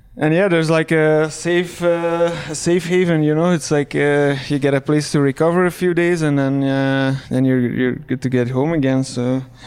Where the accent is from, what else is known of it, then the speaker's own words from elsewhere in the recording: Belgium; English is a second language; I'm from Belgium, uh, working as a full-time bike mechanic there.